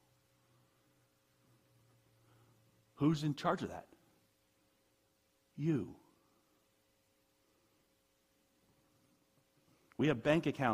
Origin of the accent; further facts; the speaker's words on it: United States; I'm an American